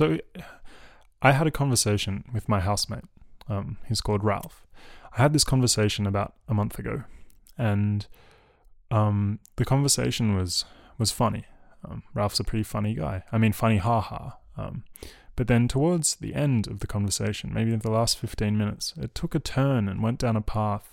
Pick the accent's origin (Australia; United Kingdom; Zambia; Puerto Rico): Australia; I was raised in Australia, a colony.